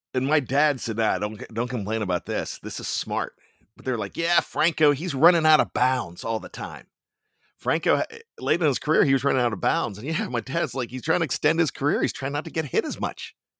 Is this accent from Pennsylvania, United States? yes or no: yes; Johnstown, Pennsylvania, United States; I grew up in Johnstown, Pennsylvania